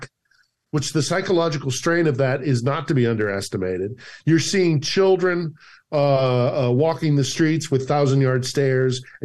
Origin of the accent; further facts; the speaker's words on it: United States; now in Ukraine; I'm an American